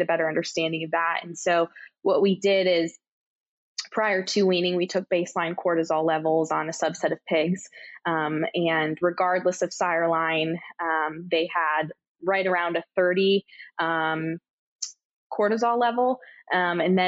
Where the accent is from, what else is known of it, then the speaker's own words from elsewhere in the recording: Michigan, United States; moved away as an adult; now in Kansas, United States; I'm originally from Michigan.